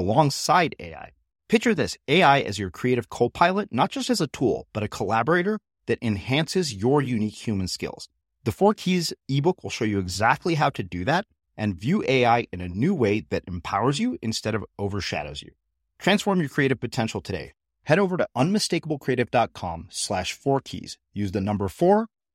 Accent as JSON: {"language": "English", "town": "College Station", "region": "Texas", "country": "United States", "tie": "born or raised there", "said": "I grew up in Bryan College Station"}